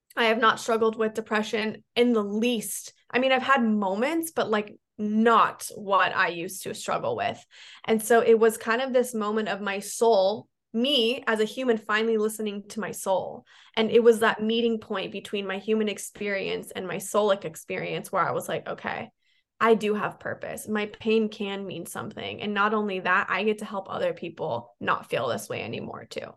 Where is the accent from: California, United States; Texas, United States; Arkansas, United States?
California, United States; San Diego; i moved back to my hometown in san diego